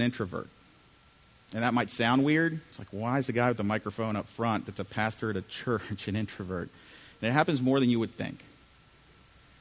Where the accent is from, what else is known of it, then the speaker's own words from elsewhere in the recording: United States; also born or lived in Chile; I'm from Chile originally, so I grew up here in the U.S., suburbs of D.C., my whole life growing up